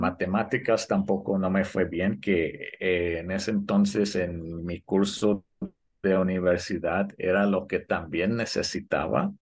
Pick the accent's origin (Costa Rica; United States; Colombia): United States; New York; also born or lived in Puebla, Mexico; toda mi vida crecí en Nueva York